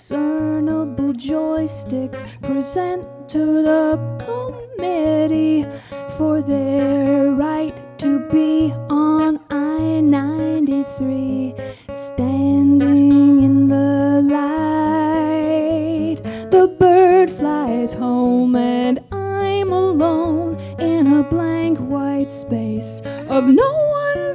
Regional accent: Boston, Massachusetts, United States; I'm from Boston, Massachusetts

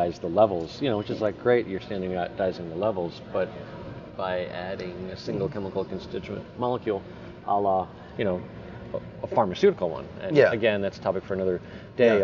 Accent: Colorado, United States; I'm from Colorado

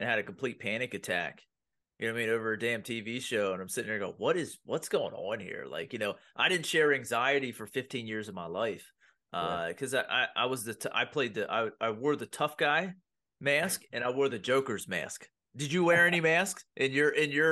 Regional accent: Pennsylvania, United States; I grew up in blue collar Pennsylvania

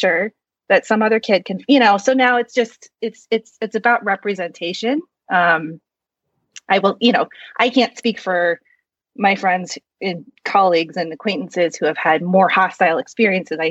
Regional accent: Midwest, United States; also born or lived in South Korea; I was adopted from South Korea, and I was raised in a white family in the Midwest in a predominantly white suburb.

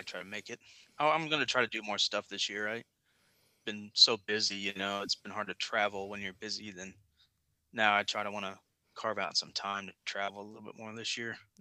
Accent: Kansas City, United States; moved away as an adult; now in Virginia, United States; I grew up in Kansas City

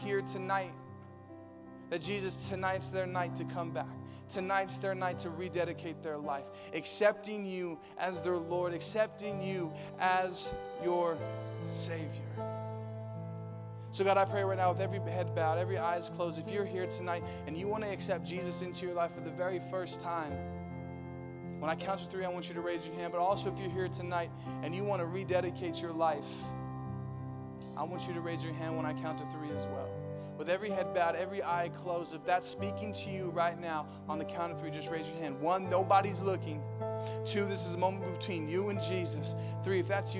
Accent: Riverside, California, United States; moved away; I grew up in Riverside

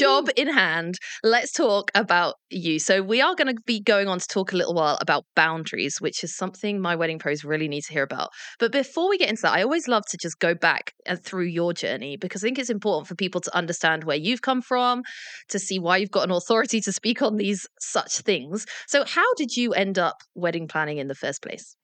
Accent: England, United Kingdom; As an English person

